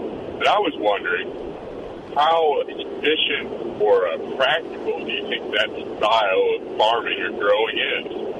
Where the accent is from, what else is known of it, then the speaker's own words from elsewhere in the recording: Detroit, Michigan, United States; moved away; I'm from Detroit originally